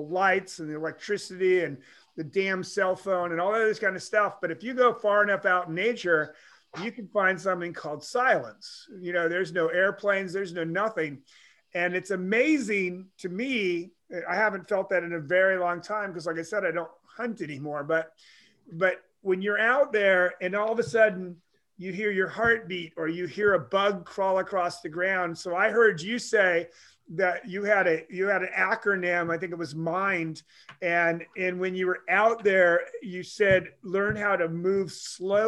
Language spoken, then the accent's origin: English; Pacific Northwest, United States; I was raised in the Pacific Northwest.